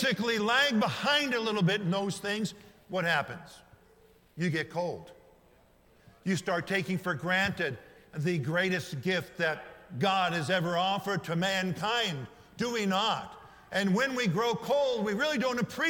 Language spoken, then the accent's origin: English; United States; American citizens living in the greatest nation in modern history